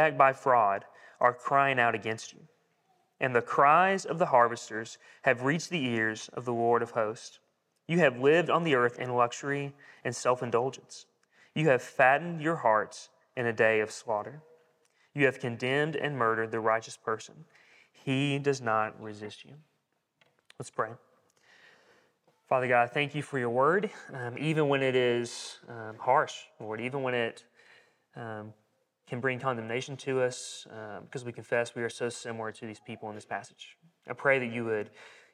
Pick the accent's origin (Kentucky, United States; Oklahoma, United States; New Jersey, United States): Kentucky, United States; Corbin; moved away; I'm from Corbin, Kentucky.